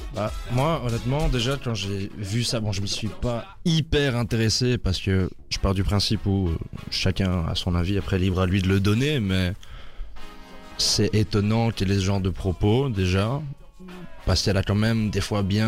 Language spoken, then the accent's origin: French; Brussels, Brussels-Capital Region, Belgium; de Bruxelles aussi, 24 ans